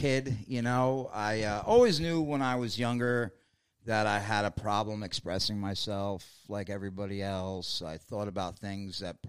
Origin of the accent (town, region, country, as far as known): New York City, New York, United States; born or raised there